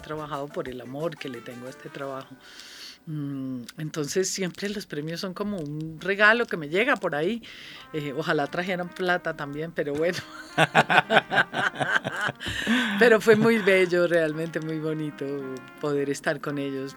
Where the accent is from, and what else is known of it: Colombia